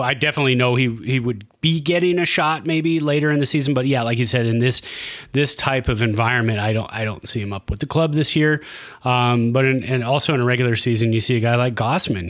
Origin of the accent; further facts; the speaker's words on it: Santa Clara, California, United States; also born or lived in San Jose, California; now in Reno, United States; I was born in San Jose, raised in Santa Clara, uh, moved here in 2003 to Reno.